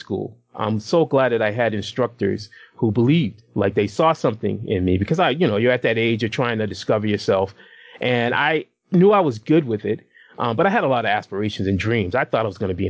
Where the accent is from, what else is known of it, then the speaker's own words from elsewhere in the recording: Boston, Massachusetts, United States; now in Rhode Island, United States; I'm originally a Massachusetts boy. I grew up in Boston. But I'm currently living in the Ocean State, which would be Rhode Island